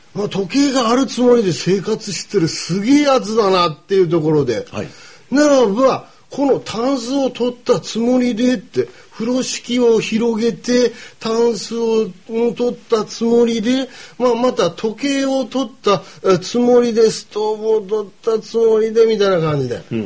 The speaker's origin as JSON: {"language": "Japanese", "region": "Kumamoto", "country": "Japan", "said": "僕ら熊本"}